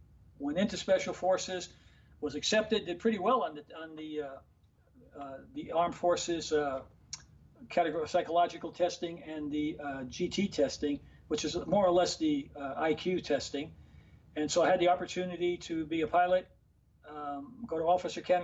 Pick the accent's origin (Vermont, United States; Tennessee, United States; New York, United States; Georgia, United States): New York, United States; New York City; the neighborhood where I grew up in Harlem